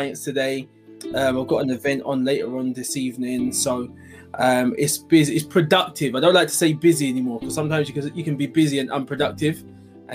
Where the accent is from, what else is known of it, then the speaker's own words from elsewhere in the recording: London, United Kingdom; I'm originally from East London. Born and bred East London, Hackney